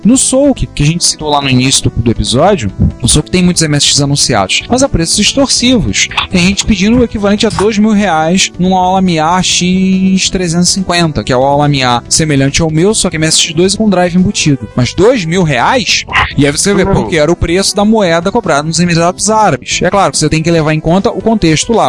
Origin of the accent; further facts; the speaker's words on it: Rio de Janeiro, Brazil; accent: carioca; nosso sotaque carioca